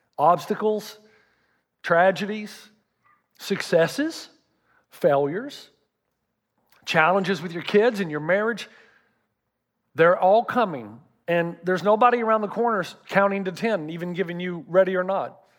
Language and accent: English; the South, United States; I'm from the South